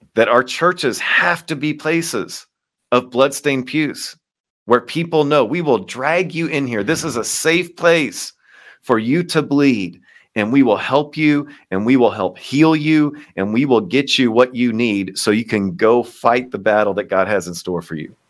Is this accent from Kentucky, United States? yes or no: yes; Kentucky, United States; moved away as an adult; now in Baltimore, United States